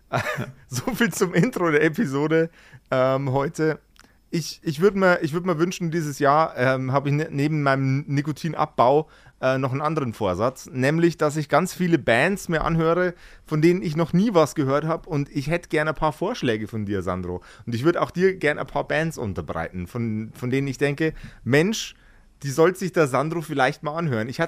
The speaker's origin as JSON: {"language": "German", "region": "Bavaria", "country": "Germany", "said": "bin Bayer. Ich tue mich mit E's"}